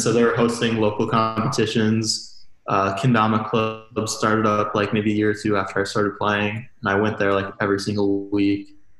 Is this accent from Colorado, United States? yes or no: no; Excelsior, Minnesota, United States; I'm from uh, Minnesota, from Excelsior, it's like like half an hour west of the Twin Cities.